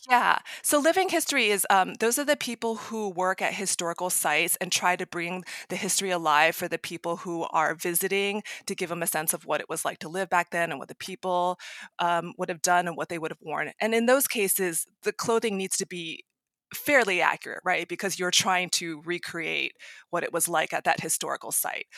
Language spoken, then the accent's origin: English; Maryland, United States; now in San Jose, United States; I grew up in Maryland, outside D C, and now I live in San Jose, California.